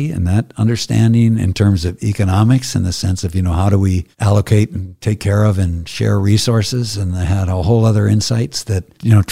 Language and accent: English; Wales, United Kingdom; I'm Welsh. I grew up